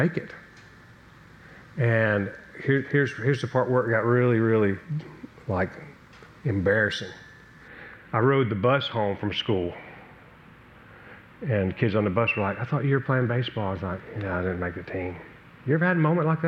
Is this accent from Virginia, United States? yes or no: yes; Newport News, Virginia, United States; I grew up in Newport News, Virginia